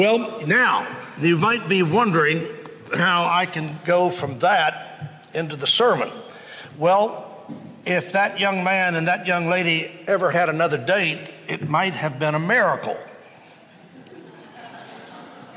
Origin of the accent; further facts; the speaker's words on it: Waco, Texas, United States; I grew up in Waco